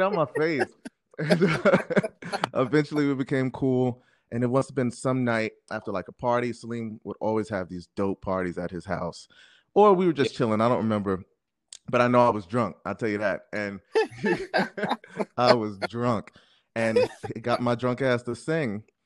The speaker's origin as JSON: {"language": "English", "town": "Jersey City", "region": "New Jersey", "country": "United States", "tie": "born or raised there", "also_born_or_lived": "Brooklyn, New York", "said": "I'm originally from Brooklyn, New York"}